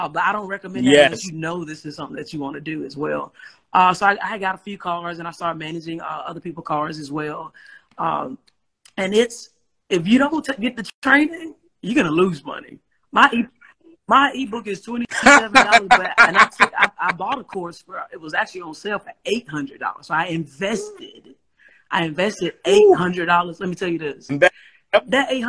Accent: Starkville, Mississippi, United States; moved away as an adult; also born or lived in Birmingham, Alabama; I'm originally from Mississippi, from Starkville, Mississippi, but I came to Alabama, Birmingham, on a basketball scholarship

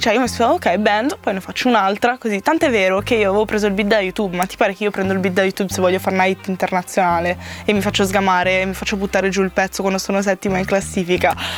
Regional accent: La Spezia, Liguria, Italy; now in Milan, Italy; a casa mia, a Spezia

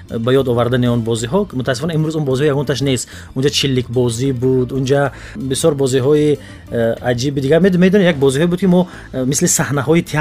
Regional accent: Panjakent, Sughd, Tajikistan; born or raised there; moved away

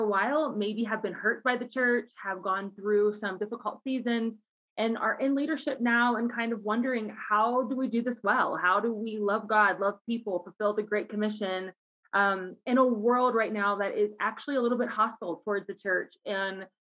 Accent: Cincinnati, Ohio, United States; moved away as an adult; now in Colorado Springs, United States; I'm originally from Cincinnati, Ohio, grew up there my whole life

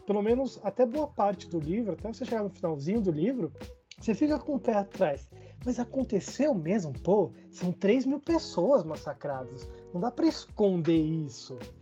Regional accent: Brasília, Federal District, Brazil; sou de Brasília

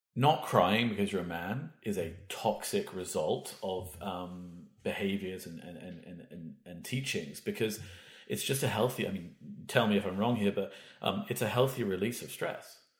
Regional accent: United Kingdom; now in Vancouver, Canada; I'm British

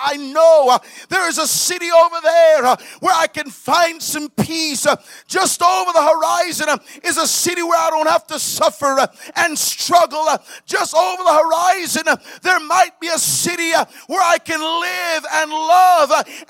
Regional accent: Miami, Florida, United States; also born or lived in Montego Bay, Jamaica; I was reminded of when I was growing up in Miami. I was born in Montego Bay, Jamaica. I came to America at the age of 11 in 1987. I moved to Miami at that time.

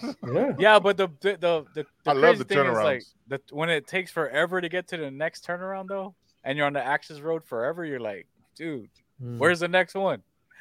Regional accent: Washington, United States; Because I came from Washington State.

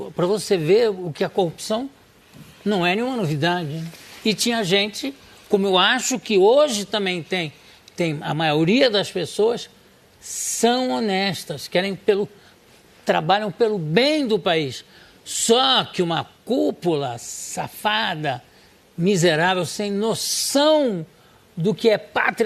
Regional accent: Brazil; meu país

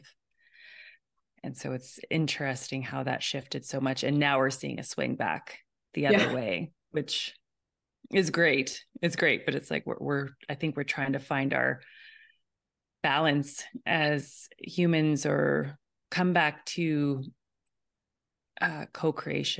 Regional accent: Alberta, Canada; moved away; I was in Alberta originally

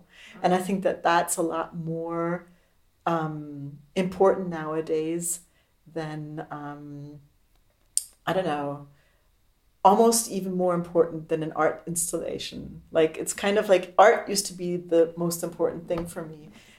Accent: Tacoma, Washington, United States; moved away as an adult; also born or lived in Berlin, Germany; I grew up in America. I was born in Tacoma. I moved to Berlin in 87.

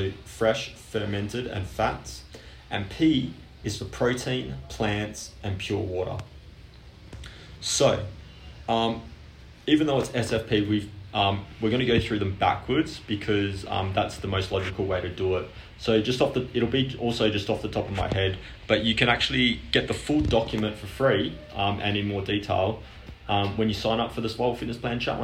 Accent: Australia; I'm Australian

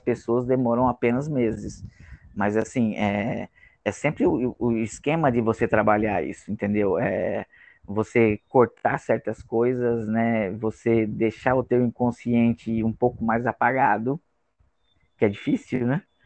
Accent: Rio Grande do Norte, Brazil; eu sou do Rio Grande do Norte

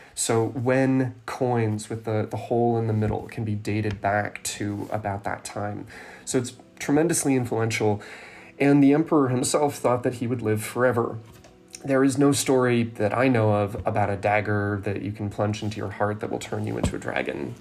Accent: California, United States; where I grew up in California

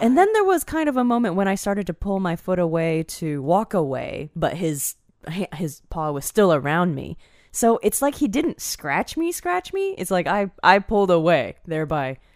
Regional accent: Northern Virginia, United States; where I grew up in Northern Virginia

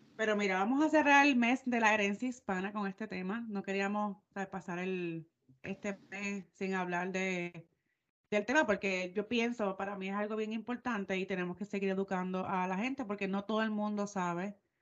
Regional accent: Puerto Rico; moved away; soy de Puerto Rico

